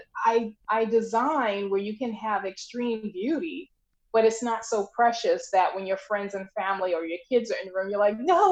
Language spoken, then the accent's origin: English; Long Island, New York, United States; now in New Jersey, United States; I'm in New Jersey and I'm initially from Long Island